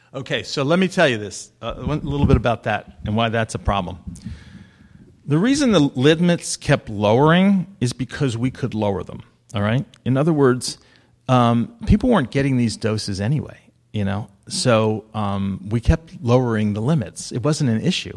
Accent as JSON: {"language": "English", "region": "New Jersey", "country": "United States", "said": "I am from New Jersey"}